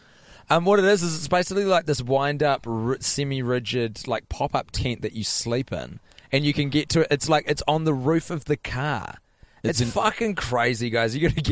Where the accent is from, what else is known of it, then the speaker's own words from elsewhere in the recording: New Zealand; accent: Kiwi; as we say back home in New Zealand. I've become so sensitive to my New Zealand accent since being here